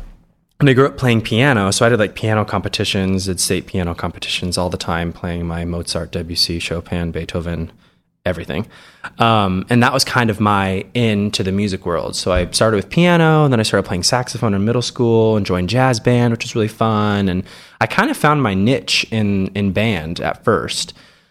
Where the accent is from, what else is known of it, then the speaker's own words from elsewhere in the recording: Hays, Kansas, United States; I grew up in Western Kansas, Hayes, Kansas, for any of you out there who know where it is. It's like halfway between Kansas City and Denver on I-70. Very small town.